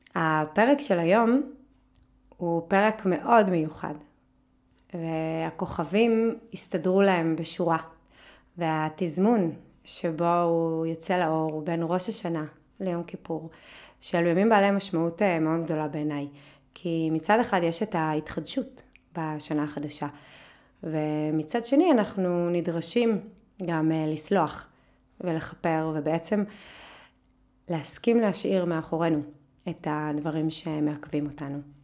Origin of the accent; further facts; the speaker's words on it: a kibbutz in the Jordan Valley, Northern District, Israel; ובעמק הירדן, בקיבוץ שגדלתי בו, היה חם מאוד